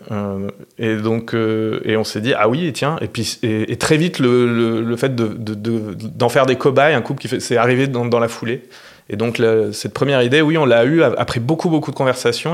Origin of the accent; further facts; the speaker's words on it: Clermont-Ferrand, Auvergne-Rhône-Alpes, France; moved away as an adult; also born or lived in Bordeaux / Paris; je suis né à Clermont en Auvergne et j'ai fait des études d'histoire de l'art